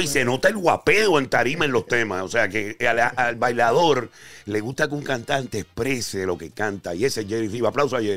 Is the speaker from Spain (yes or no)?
no; Mayagüez, Puerto Rico; Yo soy de Mayagüez, Puerto Rico